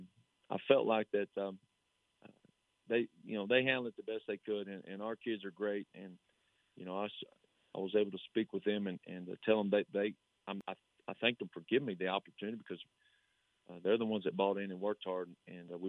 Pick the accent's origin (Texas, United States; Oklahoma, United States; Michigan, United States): Texas, United States; Slaton; the head football coach of in my hometown and for the school that I was assistant at and a school that I played for